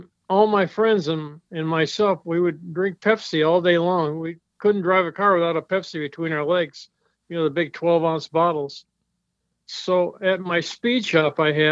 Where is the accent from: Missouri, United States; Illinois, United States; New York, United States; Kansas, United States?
Illinois, United States; Moline; moved away; also born or lived in Long Beach / Hollywood; I'm from Moline, Illinois.